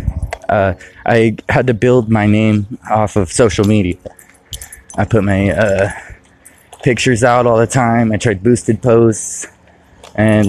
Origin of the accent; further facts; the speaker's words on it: California, United States; moved away as an adult; now in Michigan, United States; I now live in Michigan, and I'm from California